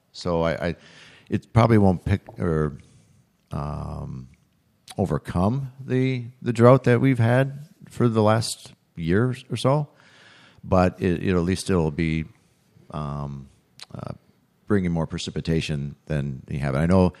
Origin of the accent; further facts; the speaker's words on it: Wisconsin, United States; I was always be a Wisconsin. Yes. I have been and will be, but I live in Minnesota.